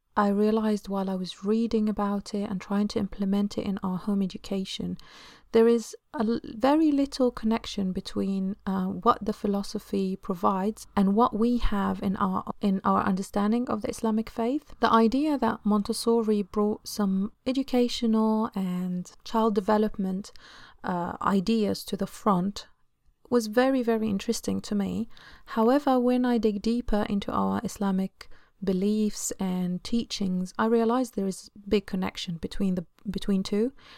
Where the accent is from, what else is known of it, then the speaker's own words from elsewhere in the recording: Egypt; now in London, United Kingdom; I come from Egypt, and I live now in London, U K.